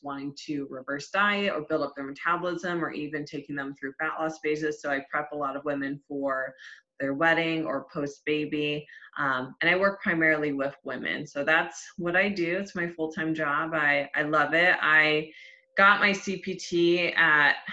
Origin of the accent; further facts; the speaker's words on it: Cleveland, Ohio, United States; moved away as an adult; now in Tampa, United States; I'm originally from Cleveland, Ohio, but I relocated to Tampa, Florida